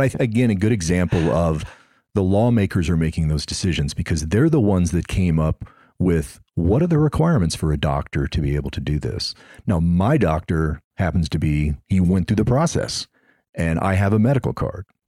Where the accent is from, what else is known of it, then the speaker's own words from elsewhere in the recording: Missouri, United States; now in Florida, United States; I'm originally from Missouri